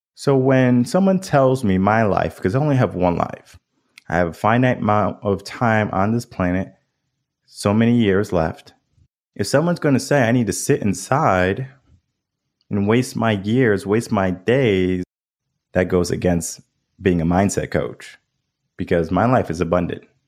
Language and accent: English; Connecticut, United States; now in Austin, United States; I grew up in Connecticut. The dynamics from where I live now in Austin, Texas to Connecticut, night and day different